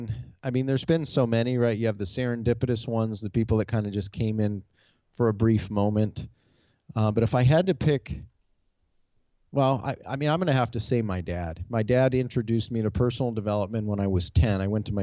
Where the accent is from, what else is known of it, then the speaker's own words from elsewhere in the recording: Detroit, Michigan, United States; now in Goodyear, Arizona, United States; Detroit, Michigan, off of Springwells and Verner Highway.